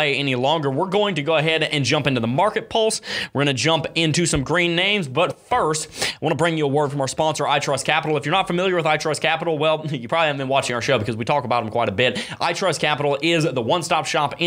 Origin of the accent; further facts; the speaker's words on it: Florida, United States; I'm from Florida